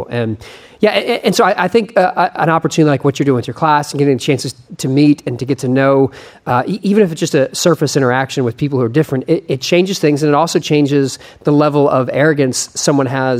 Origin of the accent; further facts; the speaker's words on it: Texas, United States; as a Texan